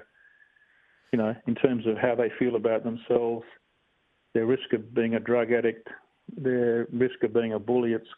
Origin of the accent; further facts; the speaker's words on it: Bassendean, Western Australia, Australia; I'm a real typical Aussie kid, really. I grew up in Bassendean